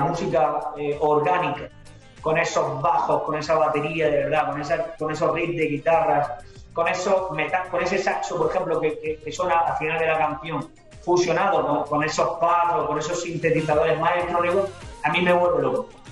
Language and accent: Spanish; Andalusia, Spain; toda mi tierra de, Andalucía, mi casa